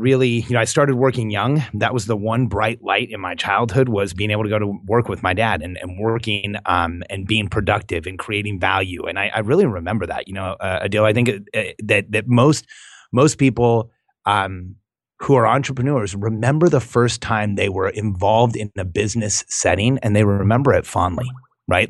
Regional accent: Southern California, United States; also born or lived in Mexico; grew up in Southern California

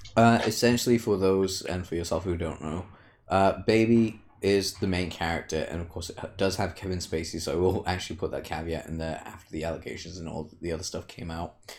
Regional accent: United Kingdom

